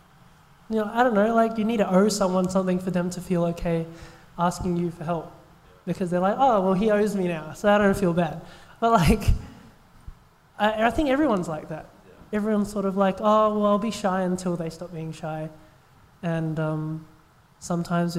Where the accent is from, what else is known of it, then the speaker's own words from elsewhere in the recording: Australia; I'm an Australian-born Chinese